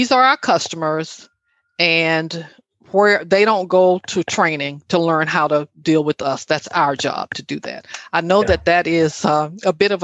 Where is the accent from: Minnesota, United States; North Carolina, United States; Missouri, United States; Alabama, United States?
Alabama, United States; moved away; my hometown in Alabama